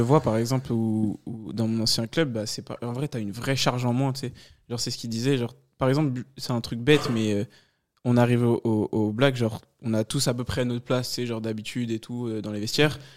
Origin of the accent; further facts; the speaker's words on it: Paris, Île-de-France, France; moved away as an adult; now in Thonon-les-Bains, France; je viens de Paris